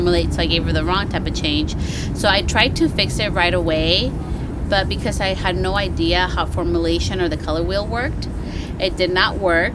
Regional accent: Petaluma, California, United States; I am from Petaluma, California

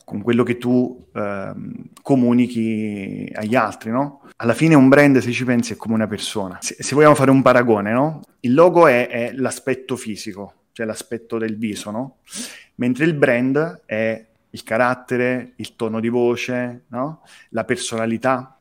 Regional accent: Campania, Italy; Io sono campano

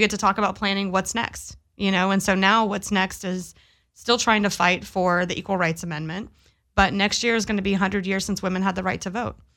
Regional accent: Pasadena, Texas, United States; now in Long Beach, United States; I grew up in Pasadena, Texas

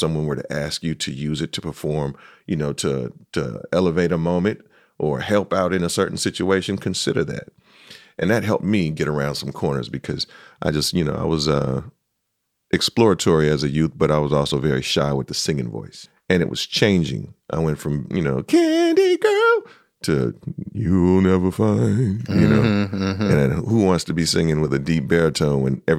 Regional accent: San Francisco, California, United States; Born and raised in the city.

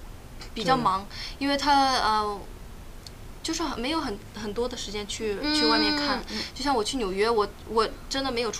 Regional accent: Beijing, China; also born or lived in Hawaii, United States / Shunde, China / Qingdao, China; 呃，我先搬到顺德，是广东的一个地方，啊、就是因为我我三姨，我妈妈的姐姐住在那里，呃，然后呢，啊、从那里我又搬到搬到北京，然后住了

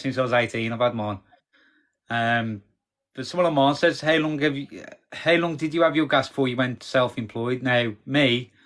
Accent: Wednesbury, West Midlands, United Kingdom; now in Walsall, United Kingdom; I grew up in Wensbury.

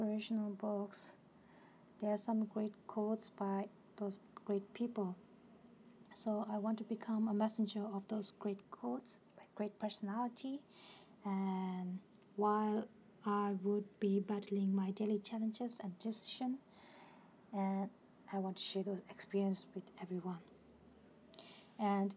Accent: Tibet, China; now in India; I'm basically from Tibet and for the last 20 years I live in India as a refuge

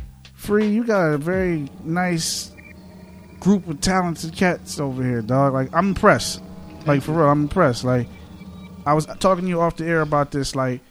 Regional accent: Hawthorne, New Jersey, United States; I grew up in Hawthorne.

